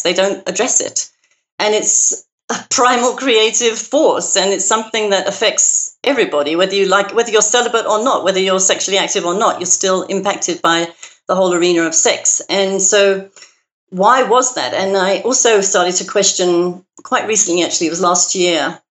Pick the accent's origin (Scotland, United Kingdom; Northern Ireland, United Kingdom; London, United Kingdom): London, United Kingdom; now in United States; you can probably hear from my accent that I wasn't born in America. I was uh-huh. born in uh-huh. London, in Great Britain